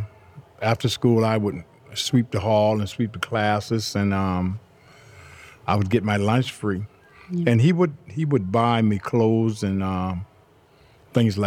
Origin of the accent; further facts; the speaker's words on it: Charleston, South Carolina, United States; also born or lived in Germany; I was born in Charleston, South Carolina on the east side in 1953